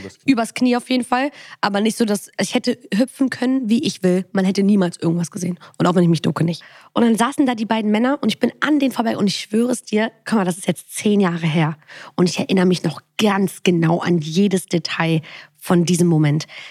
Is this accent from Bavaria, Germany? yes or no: no; Bonn, North Rhine-Westphalia, Germany; ich komme aus Bonn